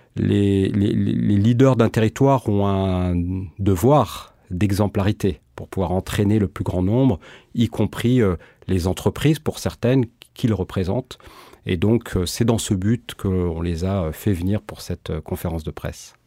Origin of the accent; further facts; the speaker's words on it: Marseille, Provence-Alpes-Côte d'Azur, France; je suis natif de ce territoire, je suis né à Marseille